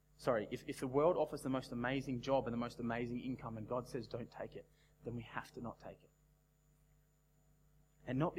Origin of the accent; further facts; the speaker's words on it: Australia; as an Australian young adult